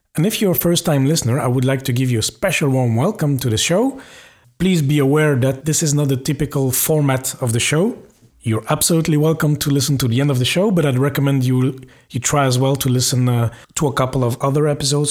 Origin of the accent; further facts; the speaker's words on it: Belgium; now in Luxembourg; I'm from Belgium, I currently live in Luxembourg